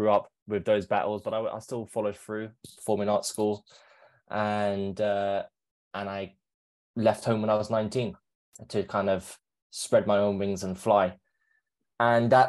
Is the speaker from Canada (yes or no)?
no; London, United Kingdom; So, I born and raised in London. I grew up being an actor.